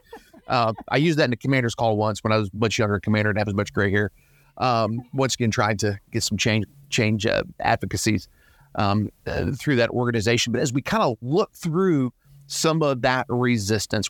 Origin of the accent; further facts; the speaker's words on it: Georgia, United States; I'm from Georgia